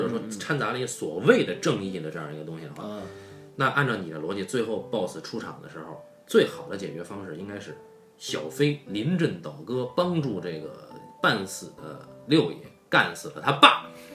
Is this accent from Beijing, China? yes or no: yes; Beijing, China; 我爷爷的爷爷就已经是北京人了。那么我爷爷的爷爷，他的上几辈也都是北京人